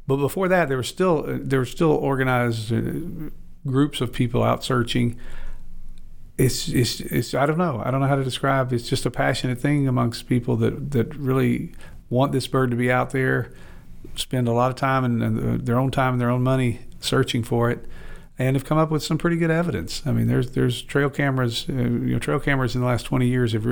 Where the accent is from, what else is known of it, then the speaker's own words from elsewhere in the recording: Arkansas, United States; I grew up in Arkansas